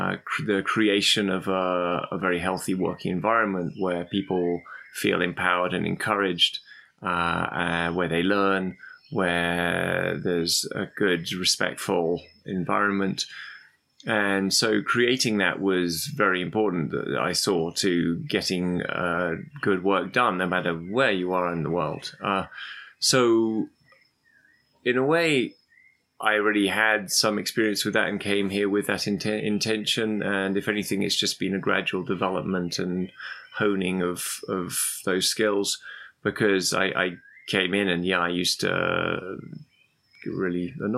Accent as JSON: {"language": "English", "region": "London", "country": "United Kingdom", "also_born_or_lived": "Algeria", "said": "I lived in Algeria as a kid, and we always went traveling. And I was fascinated by, even though I'm from London originally"}